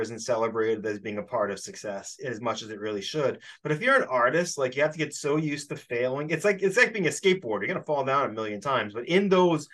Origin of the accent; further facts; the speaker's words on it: Massachusetts, United States; I'm from Massachusetts. I'm in Western Mass